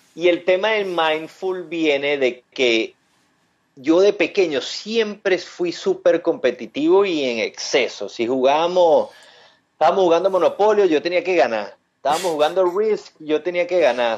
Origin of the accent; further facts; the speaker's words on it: Venezuela; moved away as an adult; yo soy de Venezuela, eh, estudié economía allá en Venezuela